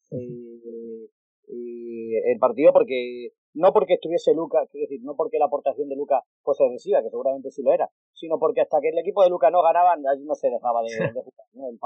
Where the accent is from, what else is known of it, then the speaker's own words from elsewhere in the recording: Extremadura, Spain; Yo soy extremeño